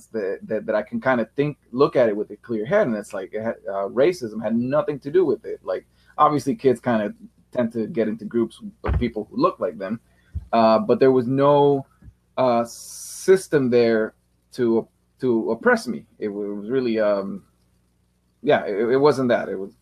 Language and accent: English; Richmond, California, United States; I was from Richmond too